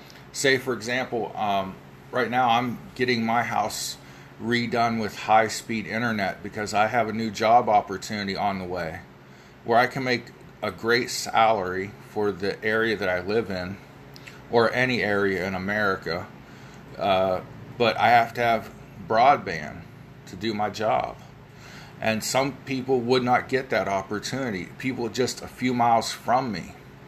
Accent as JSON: {"language": "English", "region": "Ohio Valley", "country": "United States", "accent": "Ohio Valley", "said": "Pardon my Ohio Valley accent"}